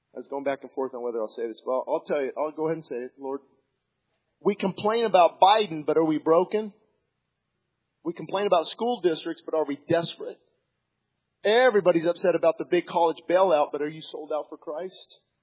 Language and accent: English; United States; I was born in America